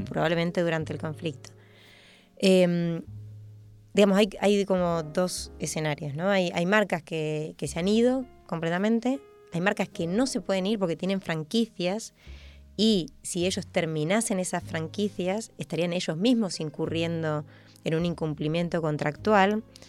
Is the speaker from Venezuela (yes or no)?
no; Argentina; moved away; soy argentina y vuelvo a Argentina